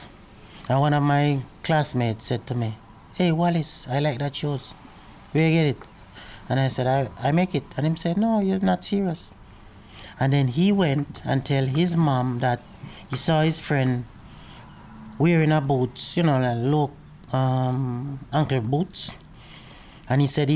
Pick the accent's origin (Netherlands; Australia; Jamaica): Jamaica; also born or lived in Kingston, Jamaica / Port Antonio, Jamaica; now in Edmonton, Canada; I was born in Kingston, that's the capital of Jamaica.